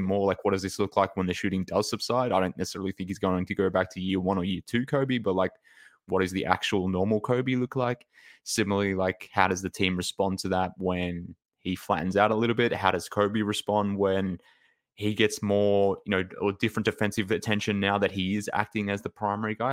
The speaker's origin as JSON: {"language": "English", "country": "Australia", "said": "from Australia"}